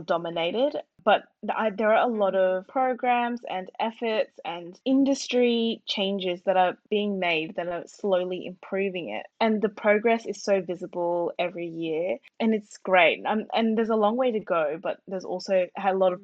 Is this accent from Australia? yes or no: yes; Australia; as an Australian Burmese student